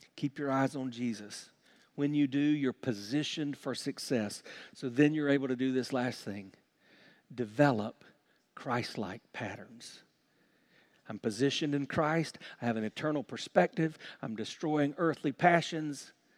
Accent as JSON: {"language": "English", "region": "South Carolina", "country": "United States", "tie": "born or raised there", "said": "When I was growing up in South Carolina"}